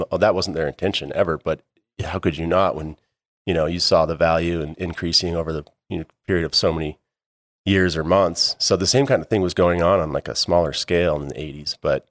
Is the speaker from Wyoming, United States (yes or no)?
yes; Jackson, Wyoming, United States; Born and raised in Jackson. Yeah, I kind of grew up on the West Bank in Wilson.